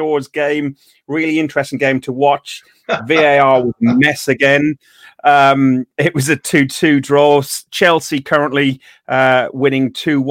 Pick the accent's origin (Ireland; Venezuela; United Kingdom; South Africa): Ireland; I'm Irish